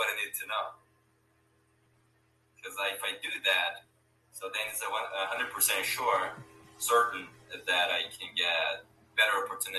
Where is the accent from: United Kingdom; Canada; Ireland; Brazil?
Brazil; So I'm from Brazil.